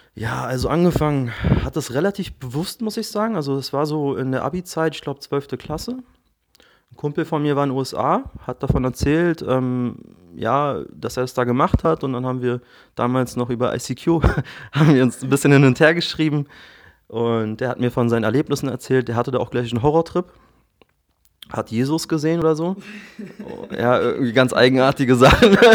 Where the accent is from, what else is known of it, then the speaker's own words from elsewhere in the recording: Berlin, Germany; 34, geboren und aufgewachsen in Berlin.